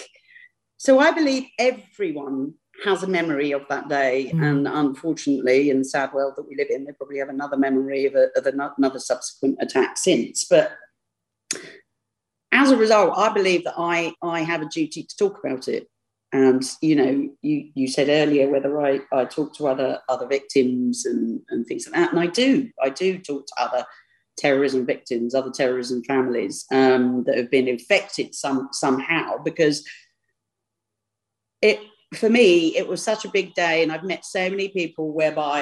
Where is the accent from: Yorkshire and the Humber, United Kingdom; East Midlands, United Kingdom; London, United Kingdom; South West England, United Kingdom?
London, United Kingdom; I'm a Londoner.